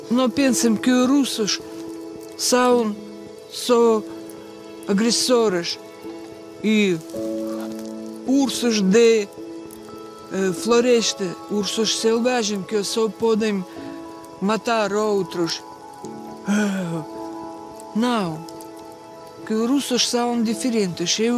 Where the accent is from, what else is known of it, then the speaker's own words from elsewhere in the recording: Russia; Portuguese is a second language; moved away as an adult; now in Portugal; eu nasci ainda na União Soviética.